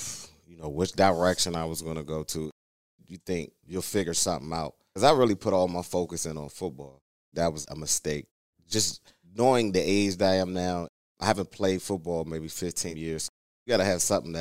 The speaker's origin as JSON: {"language": "English", "region": "Maryland", "country": "United States", "said": "I'm from Maryland"}